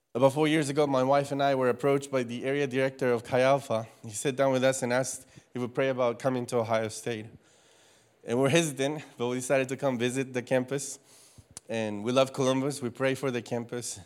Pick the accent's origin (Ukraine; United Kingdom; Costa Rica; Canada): Costa Rica; moved away as an adult; also born or lived in Louisiana, United States; now in United States; I am from Costa Rica. I was born and raised there for the first eighteen years of my life